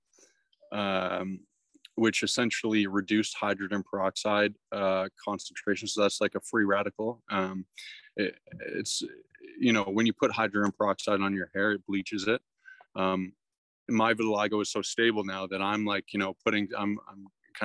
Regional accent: Toronto, Ontario, Canada; I'm from Toronto

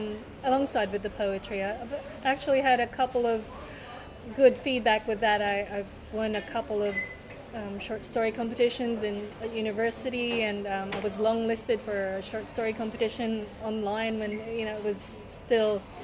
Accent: Hobart, Tasmania, Australia; also born or lived in Manila, Philippines; You and I grew up in Hobart in Tasmania

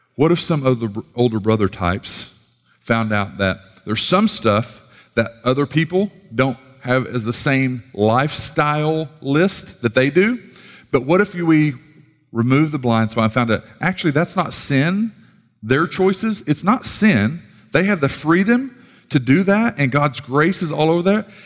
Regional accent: Sallisaw, Oklahoma, United States; moved away; from Salisaw, rough side of the tracks

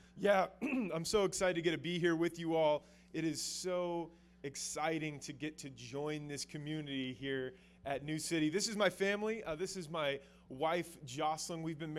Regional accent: Albuquerque, New Mexico, United States; We are native New Mexicans. We're from Albuquerque. We love this city.

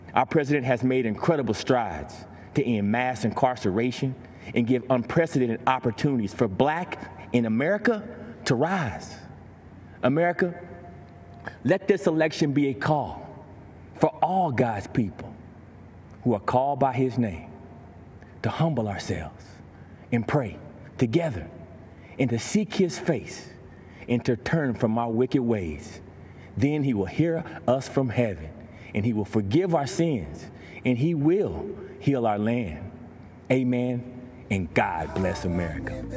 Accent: Texas, United States; I grew up in Grayvon, Texas

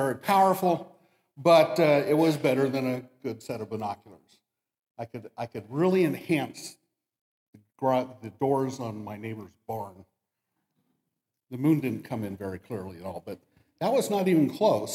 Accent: Damascus, United States; I grew up in Damascus, which is just a little bit way that way

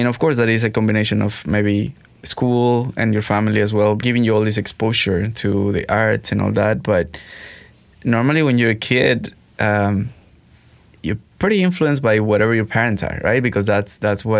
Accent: Mexico; moved away as an adult; now in Montreal, Canada; growing up in Mexico

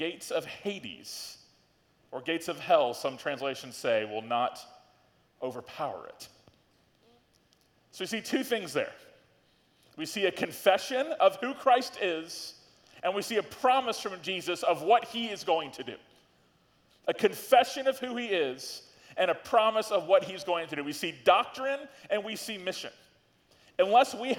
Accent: Tallahassee, Florida, United States; I grew up in Tallahassee. I lived here since 1990

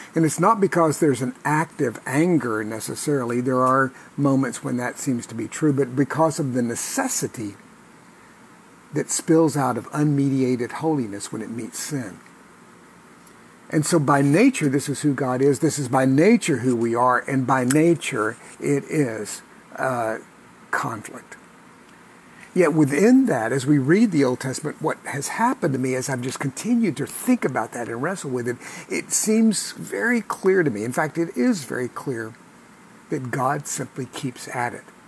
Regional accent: United States

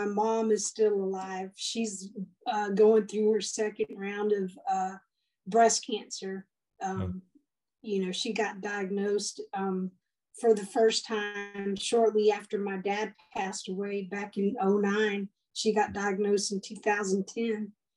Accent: De Leon, Texas, United States; now in Granbury, United States; I was born in De Leon, Texas

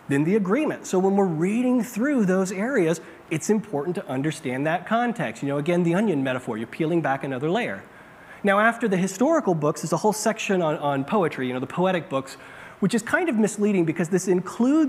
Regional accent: Bakersfield, California, United States; I grew up in California, in Bakersfield, in a desert.

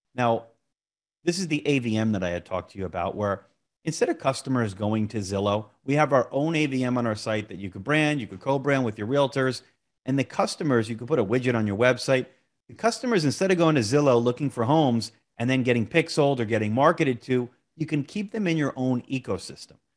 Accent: Monmouth County, New Jersey, United States; my hometown here, Monmouth County, New Jersey

